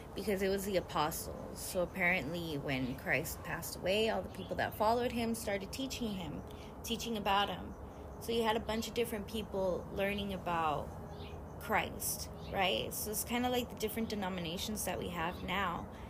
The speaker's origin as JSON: {"language": "English", "country": "United States", "said": "being American"}